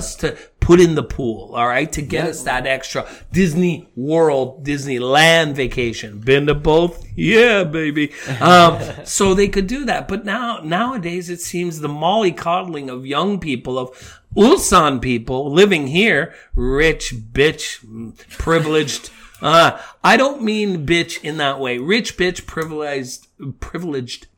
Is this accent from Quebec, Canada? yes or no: no; Niagara Falls, Ontario, Canada; now in South Korea; growing up in Niagara